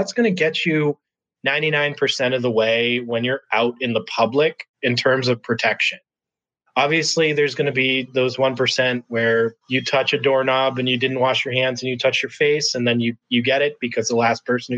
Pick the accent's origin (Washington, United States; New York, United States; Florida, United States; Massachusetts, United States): Massachusetts, United States; now in Chicago, United States; I'm originally from the East Coast, from Massachusetts. I'm currently here in Chicago